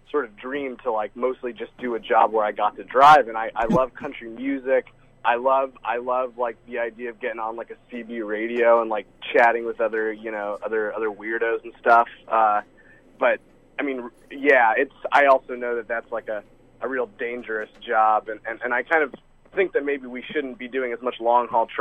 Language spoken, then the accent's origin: English; Texas, United States; now in North Carolina, United States; I'm from Texas. It's where my family's from. It's where I grew up, and I'm moving back